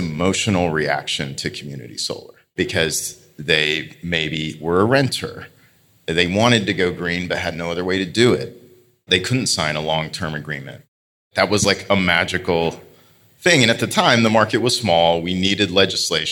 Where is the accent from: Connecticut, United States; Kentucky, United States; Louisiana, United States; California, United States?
Kentucky, United States; Eastern; I grew up in Kentucky, in Eastern Kentucky